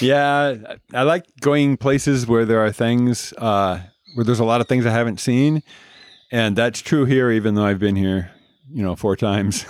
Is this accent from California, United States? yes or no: yes; Southern California, United States; also born or lived in Oregon / Arizona; Grew up in Southern California